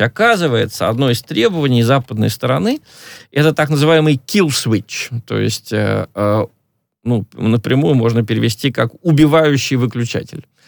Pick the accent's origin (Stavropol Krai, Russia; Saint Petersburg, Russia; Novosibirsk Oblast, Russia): Stavropol Krai, Russia; акцент, скажем, у нас на Ставрополье или Э, на Северном Кавказе намного сильнее